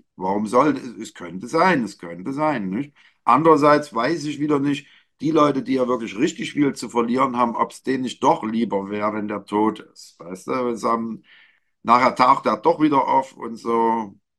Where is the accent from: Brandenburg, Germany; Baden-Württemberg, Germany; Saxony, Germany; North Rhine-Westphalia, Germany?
Saxony, Germany; Leipzig; meine Heimatstadt. Hier geht es um Leipzig.